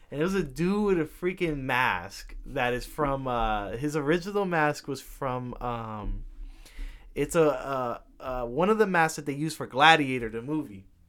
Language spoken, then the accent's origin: English; New York City, New York, United States; I was born in Manhattan